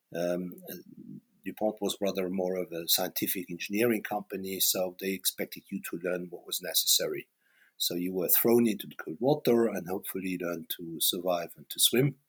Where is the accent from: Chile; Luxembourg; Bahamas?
Luxembourg; moved away as an adult; also born or lived in Paris, France / Karlsruhe, Germany; I'm born in Paris uh, as a baby boomer, and then I grew up in Luxembourg